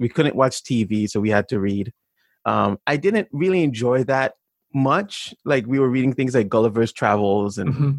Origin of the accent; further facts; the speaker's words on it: St. Thomas, U.S. Virgin Islands; moved away; also born or lived in Chevy Chase, Maryland, United States; I'm from the Virgin Islands. I grew up in St. Thomas. I actually wasn't born there.